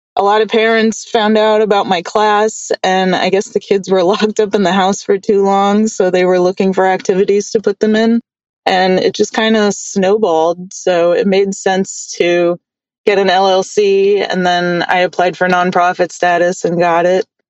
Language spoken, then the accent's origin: English; New York City, New York, United States; I grew up in New York in the Bronx